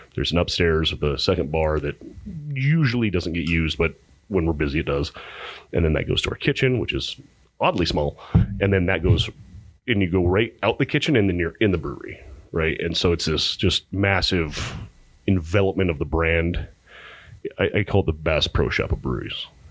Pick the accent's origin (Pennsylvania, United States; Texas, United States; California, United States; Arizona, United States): Arizona, United States; Pinetop-Lakeside; now in Phoenix, United States; I'm from Pine Top Lakeside